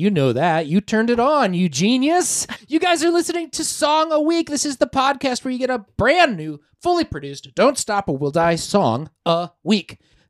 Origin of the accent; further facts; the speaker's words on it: Midwest, United States; we're from the Midwest.